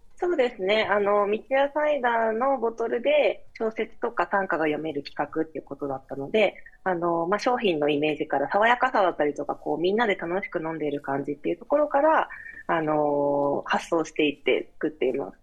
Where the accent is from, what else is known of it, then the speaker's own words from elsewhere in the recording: Kochi, Japan; moved away as an adult; also born or lived in Tokyo; 地元に帰ってきて